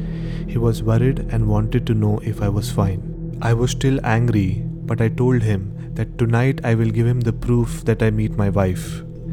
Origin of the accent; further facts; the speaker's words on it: Hyderabad, Telangana, India; now in Bangalore, India; I'm basically from Hyderabad.